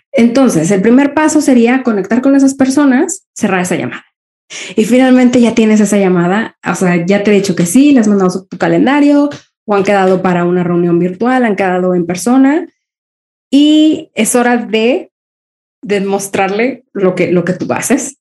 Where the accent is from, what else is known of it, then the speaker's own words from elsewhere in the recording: Mexico; also born or lived in Spain; now in Copenhagen, Denmark; Yo soy mexicana viviendo eh, en Europa. Ahora vivo en Dinamarca, en Copenhague